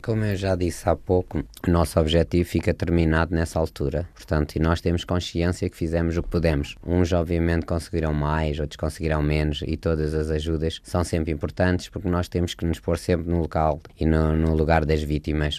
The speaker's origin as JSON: {"language": "Portuguese", "region": "Lisbon", "country": "Portugal", "moved": "yes", "lives_now": "Brussels, Belgium", "said": "Sou de Lisboa, estava na cidade, era tudo fácil. Neste momento estou em Bruxelas"}